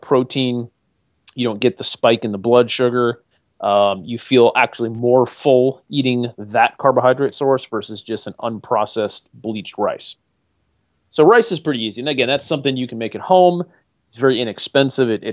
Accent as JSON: {"language": "English", "region": "Northeast", "country": "United States", "tie": "born or raised there", "moved": "yes", "lives_now": "North Carolina, United States", "said": "I grew up in the Northeast"}